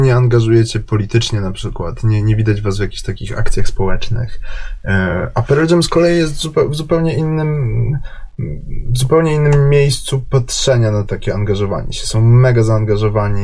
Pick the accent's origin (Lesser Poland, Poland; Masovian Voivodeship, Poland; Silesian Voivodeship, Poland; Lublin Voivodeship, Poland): Lesser Poland, Poland; Kraków; jestem z Krakowa.